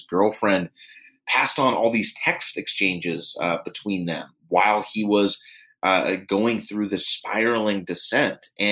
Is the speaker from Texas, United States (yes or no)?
no; Pittsburgh, Pennsylvania, United States; moved away; I was back visiting family in my hometown of Pittsburgh, Pennsylvania